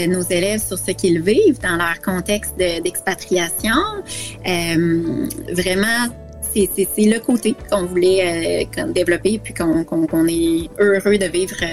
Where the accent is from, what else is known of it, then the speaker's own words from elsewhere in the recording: Quebec, Canada; j'ai grandi au Québec, donc j'ai fait ma scolarité dans le système scolaire québécois.